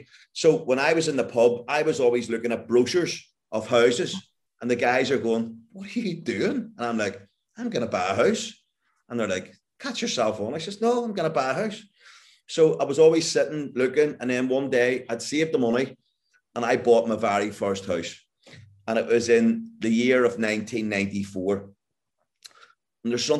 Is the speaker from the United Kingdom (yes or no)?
yes; Northern Ireland, United Kingdom; growing up in Northern Ireland in the 1970s